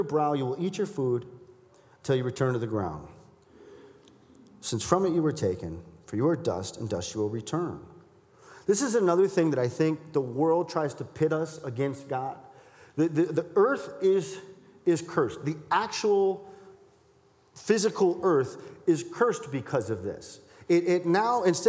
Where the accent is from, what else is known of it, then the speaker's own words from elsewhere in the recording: Milwaukee, Wisconsin, United States; I'm from Milwaukee.